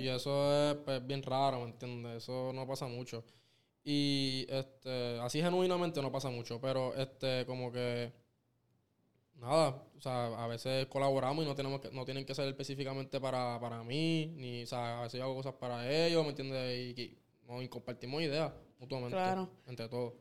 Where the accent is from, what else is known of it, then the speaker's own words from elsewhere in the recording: Caguas, Puerto Rico; del pueblo que yo soy, que es Cagua